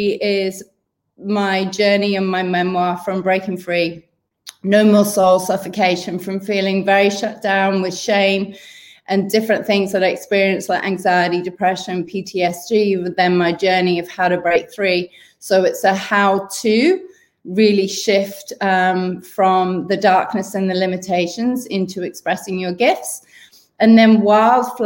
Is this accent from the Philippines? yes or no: no; Wales, United Kingdom; moved away as an adult; now in Sydney, Australia; originally from the UK, growing up in Wales